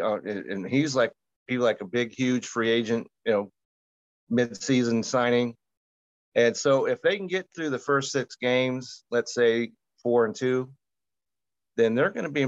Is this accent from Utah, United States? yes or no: yes; Utah, United States; you just mentioned that I'm from Utah